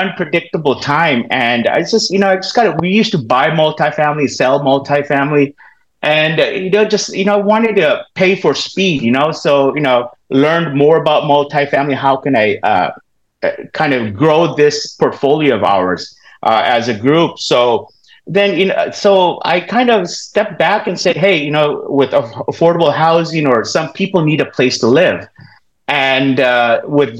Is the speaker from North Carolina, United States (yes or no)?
no; Southern California, United States; also born or lived in Florida; now in Roseville, United States; I grew up in Southern California. All my family's have been here in Southern California